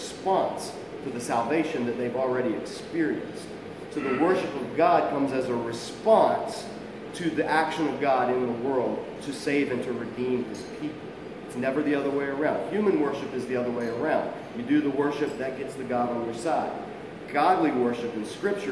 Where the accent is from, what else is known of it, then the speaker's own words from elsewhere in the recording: South Georgia, United States; I come from South Georgia